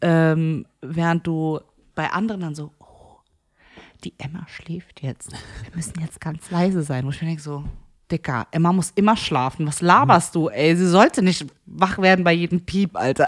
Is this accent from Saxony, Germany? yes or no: no; Frankfurt, Hesse, Germany; Nee, nee, eigentlich Frankfurt. Nee, eigentlich Bockenheim.